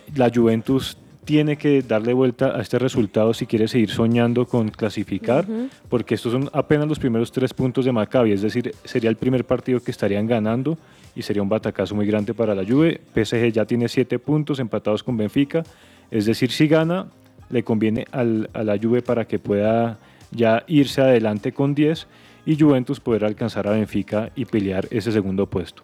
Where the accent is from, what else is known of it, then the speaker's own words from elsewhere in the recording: Colombia; como colombianos